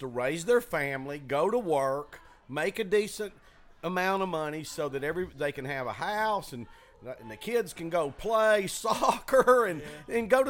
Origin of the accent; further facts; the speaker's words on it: the South, United States; accent: Southern; Do you understand what I'm saying with my Southern accent?